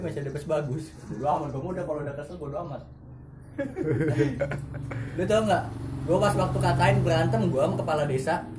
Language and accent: Indonesian; South Tangerang, Banten, Indonesia; dari Tangsel